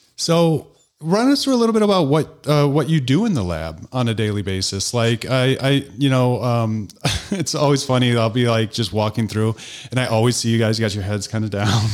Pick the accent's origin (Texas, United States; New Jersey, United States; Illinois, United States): Illinois, United States; DeKalb; now in New Glarus, United States; I grew up in DeKalb, which is ten, I think, thirty thousand